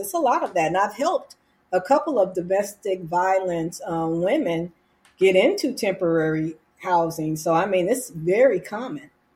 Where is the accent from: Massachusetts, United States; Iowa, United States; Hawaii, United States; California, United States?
California, United States; now in Arizona, United States; I'm from California